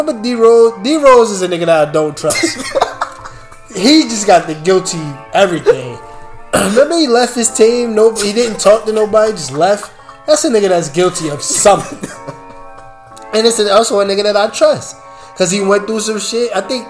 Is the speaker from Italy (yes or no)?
yes; Italy; I speak several languages. I grew up in Italy.